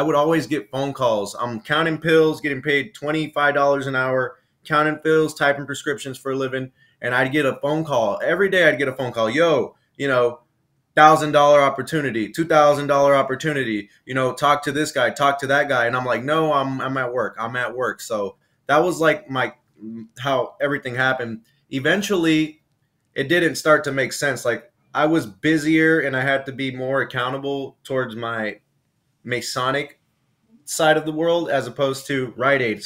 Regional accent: Los Angeles, California, United States; also born or lived in Lynwood, California / Compton, California; I'm originally from South Central Los Angeles, which is right next door to Compton. I grew up on 111th in Avalon

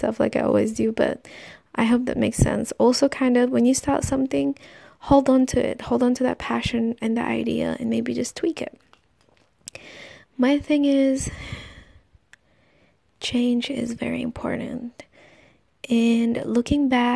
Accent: Philippines; in my country, I am Filipino

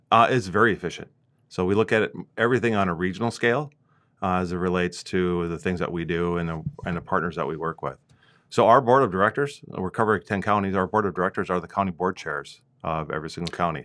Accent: Minnesota, United States; moved away as an adult; also born or lived in South Dakota; My wife and I moved from South Dakota. We're originally from Minnesota

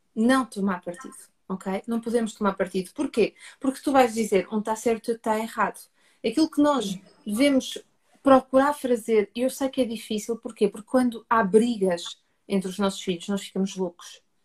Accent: Portugal; accent: Portuguese; o meu sotaque é português, não é? Eu estou deste lado do oceano

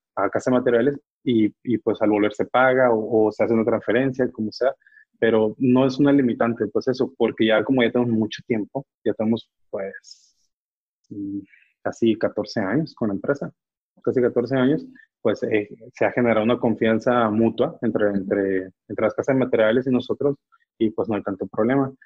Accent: Mexico; uno como mexicano

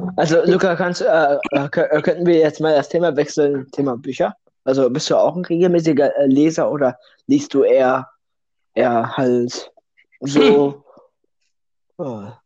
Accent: Russia; now in Germany; ich bin kein Deutscher. Das hört man vielleicht nicht am Akzent, da ich perfekt fließend Deutsch spreche

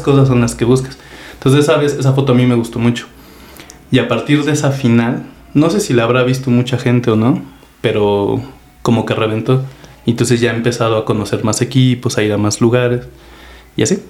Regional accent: Apizaco, Tlaxcala, Mexico; tengo 34 años, de aquí a Pizaco, Tlaxcala

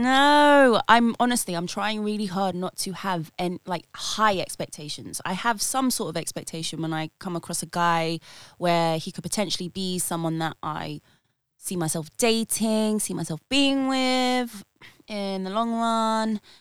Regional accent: United Kingdom; I am a British born Filipina

